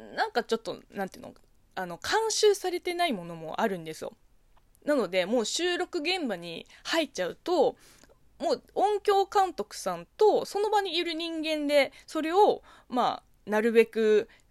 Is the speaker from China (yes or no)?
yes; China; Japanese is a second language; now in Japan; 中国生まれ、中国育ちの私